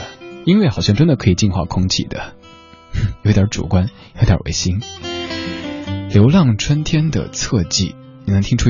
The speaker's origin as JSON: {"language": "Chinese", "region": "Sichuan", "country": "China", "accent": "Sichuanese", "said": "刚才我一直在用家乡话、四川话给这首歌和声"}